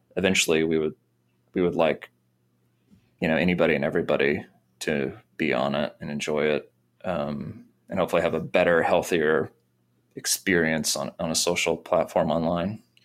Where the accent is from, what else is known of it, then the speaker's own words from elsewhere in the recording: Missouri, United States; moved away as an adult; now in Nashville, United States; I grew up in Missouri